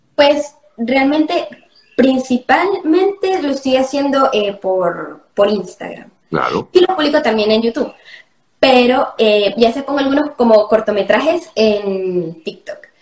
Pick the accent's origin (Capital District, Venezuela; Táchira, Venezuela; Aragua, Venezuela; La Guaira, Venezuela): Táchira, Venezuela; Andean Venezuela; ¿sabes cómo somos los gochos?